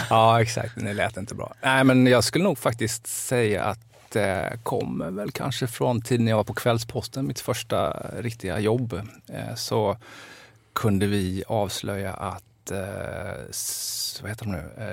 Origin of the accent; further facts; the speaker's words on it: Jönköping, Jönköping County, Sweden; also born or lived in Älvsjö, Stockholm; now in Stockholm, Sweden; jag som liten goss sprang i Roselundshallen och kollade HV.